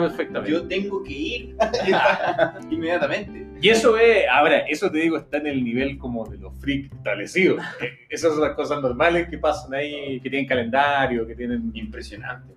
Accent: Santiago, Santiago Metropolitan Region, Chile; moved away as an adult; now in New York, United States; yo soy de Santiago

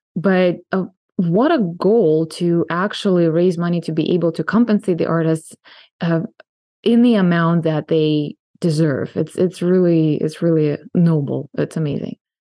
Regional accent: San Diego, California, United States; my hometown of San Diego

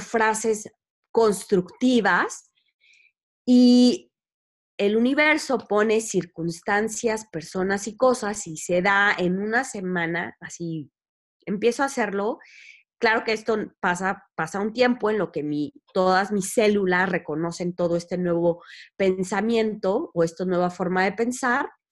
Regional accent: Querétaro, Mexico; nací en Querétaro

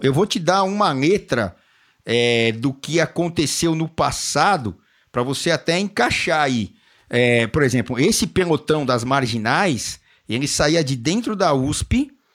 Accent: São Paulo, Brazil; lá da Zona Norte, onde eu nasci, aqui, Zona Norte de São Paulo

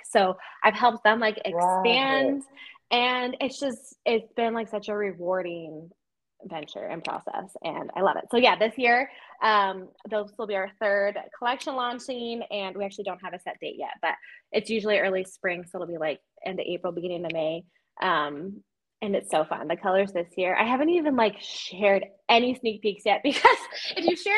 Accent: Las Vegas, Nevada, United States; I was born and raised in Vegas

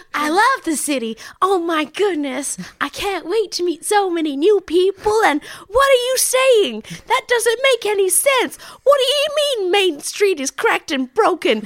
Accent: Tasmania, Australia; I grew up in Tasmania

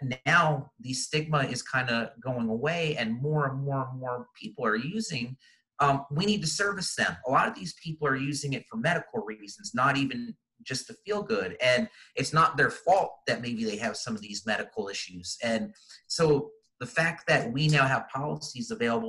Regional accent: East Coast, United States; moved away as an adult; now in Arizona, United States; Growing up, I grew up on the East Coast, and I moved out to Arizona about 15, 20 years ago now.

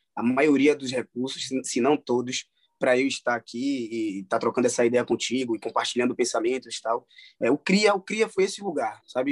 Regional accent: Salvador, Bahia, Brazil; eu sou natural de Salvador, né? Sou soteropolitano, baiano da gema.

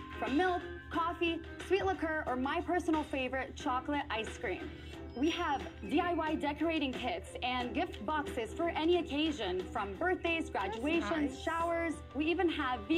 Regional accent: Orange County, California, United States; I'm from Orange County, California

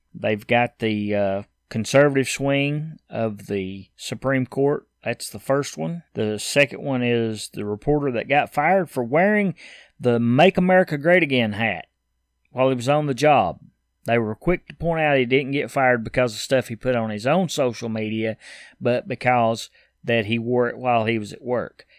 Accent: Tennessee, United States; I'm from Tennessee

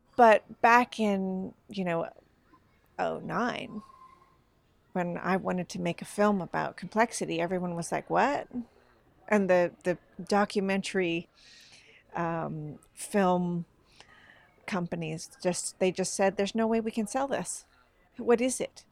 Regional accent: Northern California, United States; now in Sweden; I, I come from Northern California

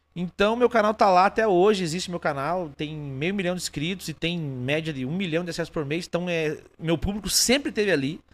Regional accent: interior of Paraná, Brazil; also born or lived in Rio Grande do Sul; Eu sou do interior do interior do Paraná

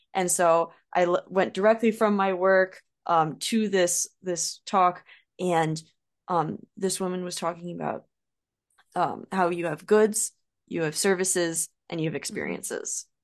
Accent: United States; accent: American; as an American, you don't go very long without hearing your own accent

